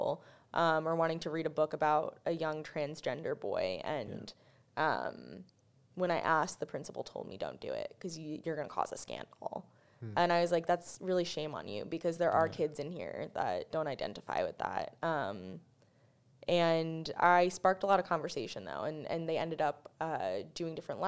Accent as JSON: {"language": "English", "region": "New York", "country": "United States", "said": "I'm from New York"}